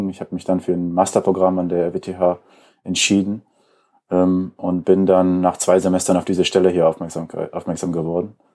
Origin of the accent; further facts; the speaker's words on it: Kaarst, North Rhine-Westphalia, Germany; Ähm, ich komme auch hier aus der Region, äh, bin in Karst aufgewachsen.